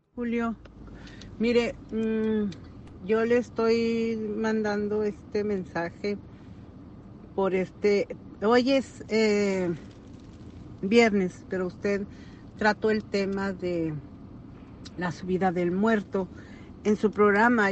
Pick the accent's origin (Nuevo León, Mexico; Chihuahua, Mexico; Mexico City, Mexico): Chihuahua, Mexico; Meoqui; now in Dallas, United States; yo soy de Chihuahua. Es un pueblito que se llama Mioqui, Mioqui, Chihuahua